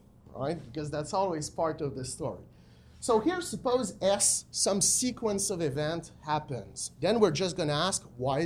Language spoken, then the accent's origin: English; Quebec City, Quebec, Canada; I'm from Quebec City